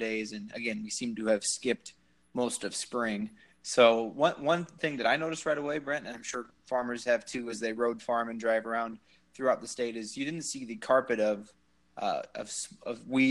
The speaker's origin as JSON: {"language": "English", "town": "Moville", "region": "Iowa", "country": "United States", "also_born_or_lived": "Lincoln, Nebraska", "said": "I'm from Western Iowa, originally near Sioux City, the town of Moville"}